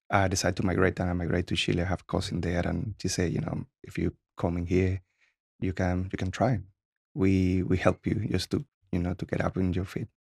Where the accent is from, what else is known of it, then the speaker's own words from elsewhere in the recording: Cuba; English is a second language; now in United States; So like every other kid, I have a lot of freedom there. So in Cuba, the actual kids are like king.